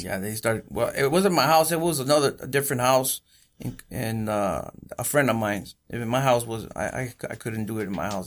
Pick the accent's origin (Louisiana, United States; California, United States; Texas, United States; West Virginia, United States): California, United States; Coachella Valley; born or raised there; also born or lived in Bellflower, Los Angeles / Huntington Park